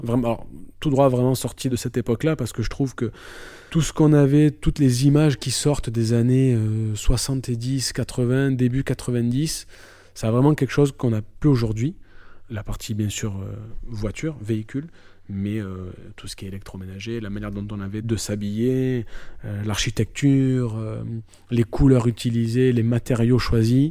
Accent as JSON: {"language": "French", "town": "Marseille", "region": "Provence-Alpes-Côte d'Azur", "country": "France", "tie": "born or raised there", "said": "je suis marseillais. Je suis né, j'ai grandi à Marseille et j'y vis toujours."}